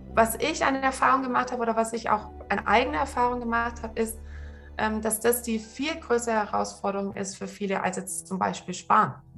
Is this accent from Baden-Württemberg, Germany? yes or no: yes; Swabia, Baden-Württemberg, Germany; ich bin äh, im Schwabenland aufgewachsen